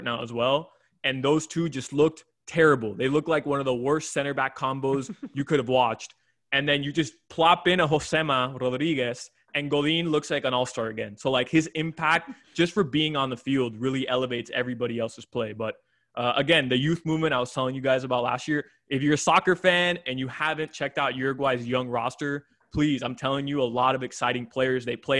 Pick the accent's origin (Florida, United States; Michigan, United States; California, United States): Florida, United States; Kendall; I was born in Kendall